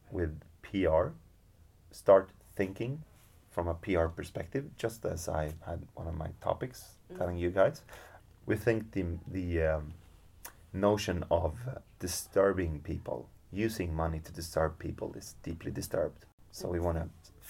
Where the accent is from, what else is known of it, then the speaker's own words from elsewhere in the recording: Stockholm, Stockholm County, Sweden; moved away; I'm from Stockholm.